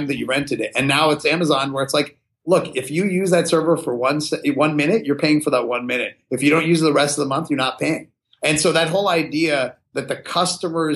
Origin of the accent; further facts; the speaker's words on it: Pittsburgh, Pennsylvania, United States; I grew up in Pittsburgh, Pennsylvania